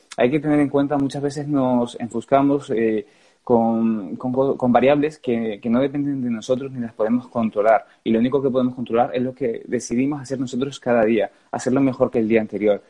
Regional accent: Gran Canaria, Canary Islands, Spain; moved away; mi tierra, en Canarias

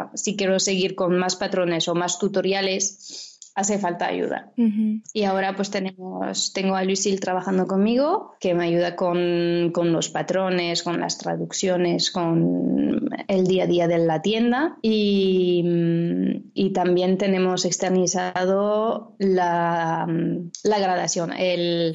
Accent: France; accent: French; Spanish is a second language; now in Valencia, Spain; como lo podéis oír por el nombre y el acento, soy francesa, vivo aquí en, España, en Valencia

